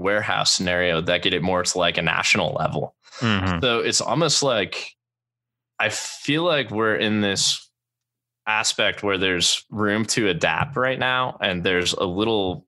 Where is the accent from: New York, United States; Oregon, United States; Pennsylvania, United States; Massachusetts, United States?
Pennsylvania, United States; moved away; I grew up in Pennsylvania as a kid and then moved here.